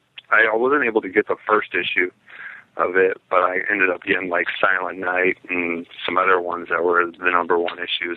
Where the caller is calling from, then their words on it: Iowa, United States; from Iowa.